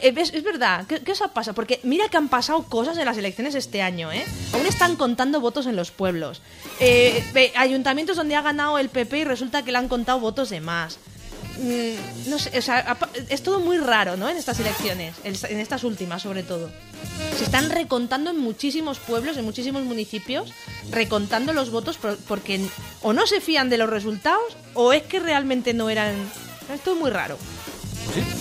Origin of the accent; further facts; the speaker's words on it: Alicante, Valencian Community, Spain; yo nací en Alicante, capital